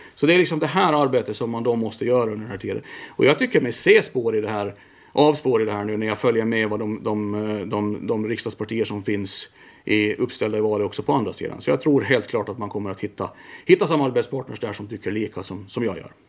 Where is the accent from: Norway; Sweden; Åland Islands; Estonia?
Åland Islands; Mariehamn; also born or lived in Vaasa; Född i Mariehamn, eh, på BB där